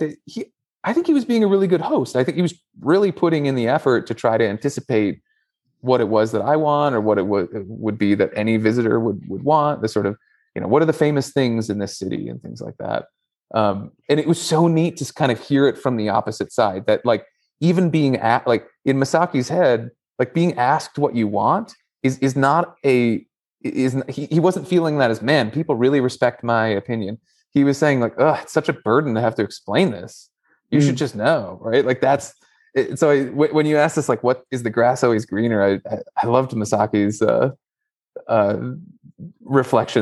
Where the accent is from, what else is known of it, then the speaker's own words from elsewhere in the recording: United States; moved away as an adult; now in China; an American living in China